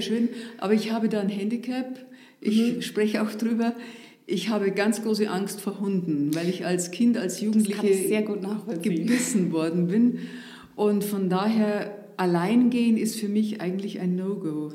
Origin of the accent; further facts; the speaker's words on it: northeast of Munich, Bavaria, Germany; accent: Bavarian; now in Southern Palatinate, Germany; dort, wo ich aufgewachsen bin, das ist so die Gegend ein bisschen äh, nordöstlich von München, das ist auch eine Hügellandschaft